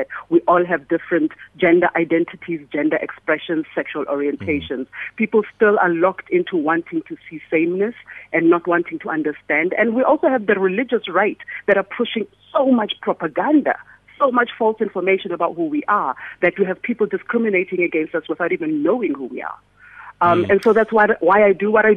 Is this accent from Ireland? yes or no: no; South Africa